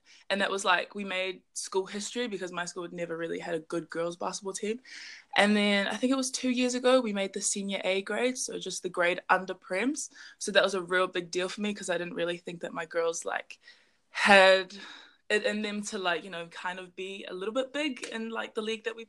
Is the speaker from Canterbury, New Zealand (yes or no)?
no; Auckland, New Zealand; also born or lived in England; I was born in England, but I'm half Samoan, and I'm from Auckland, North Shore.